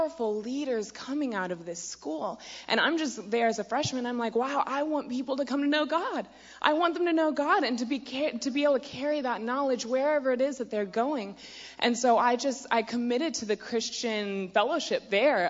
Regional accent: Virginia Beach, Virginia, United States; I'm from Virginia Beach, Virginia

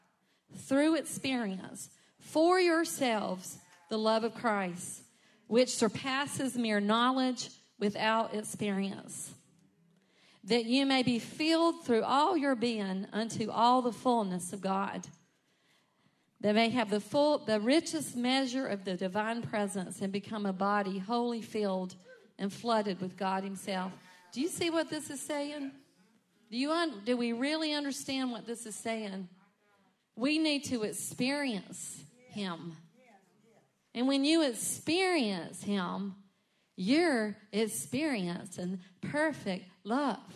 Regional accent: Rockingham, North Carolina, United States; moved away as an adult; also born or lived in Charlotte; I was born and raised in Rockingham

